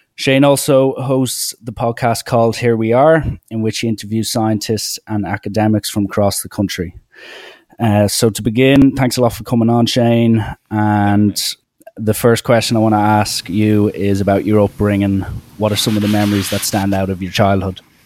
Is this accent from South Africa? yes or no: no; Ireland; I'm Irish.